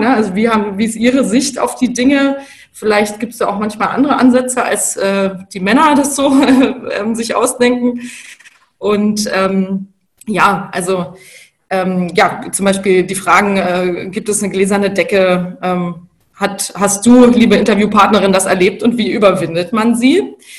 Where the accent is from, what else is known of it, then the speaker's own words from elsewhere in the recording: Bavaria, Germany; moved away; Also ich komme ursprünglich aus Bayern, aus einer Unternehmerfamilie